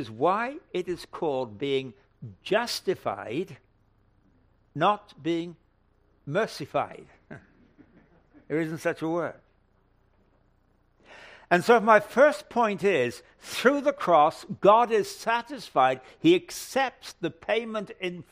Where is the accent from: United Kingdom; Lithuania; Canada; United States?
United Kingdom; England; moved away; I come from England originally